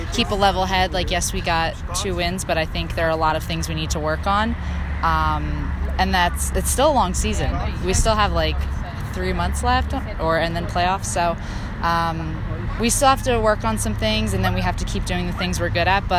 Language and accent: English; New Jersey, United States; moved away; I'm from New Jersey